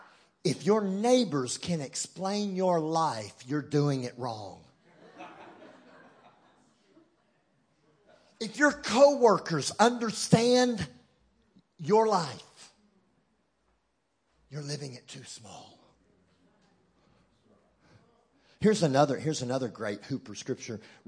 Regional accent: Texas, United States; accent: Texan; I'm bilingual. I speak English and Texan. Texan is my first language. English is my second language

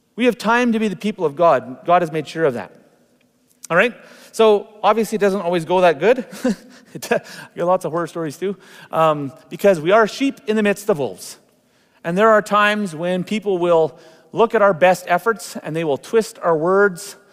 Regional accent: Canada; It's been wonderful being Canadian

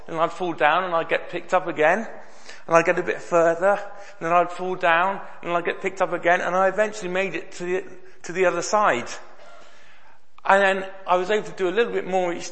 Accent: Bristol, South West England, United Kingdom; I grew up in Bristol, I used to go to the Bristol Children's Hospital very regularly

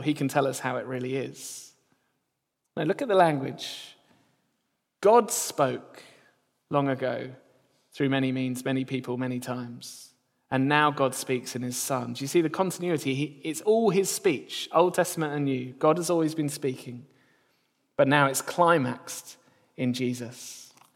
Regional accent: near Gatwick, South East England, United Kingdom; I grew up near Gatwick, so we didn't see any stars down south

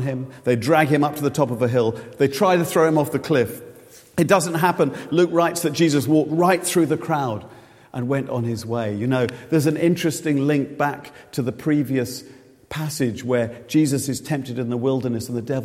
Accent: Reading, South East England, United Kingdom; Reading is my hometown

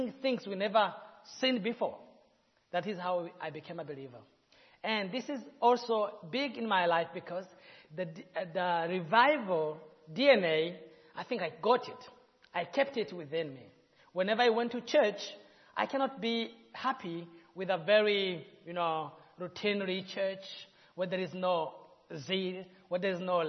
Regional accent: Burundi; In Burundi, it's a country where we have 3 tribes, Hutu, Tutsi, and Twa, pygmies

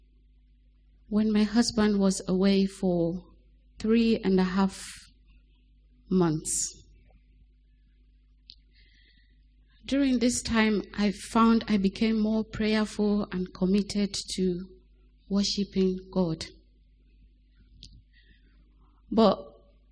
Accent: Sierra Leone; now in Lower Cambourne, United Kingdom; I was born in Sierra Leone to a Muslim family

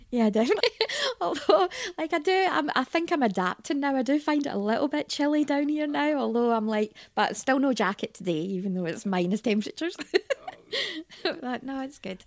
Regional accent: Scotland, United Kingdom; accent: Scottish; also born or lived in Leeds / Blackpool; we moved up to Scotland and spent most of my growing up years in Scotland.

